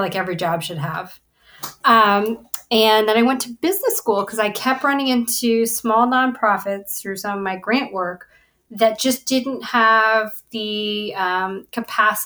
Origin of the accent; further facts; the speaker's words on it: New England, United States; I am originally from New England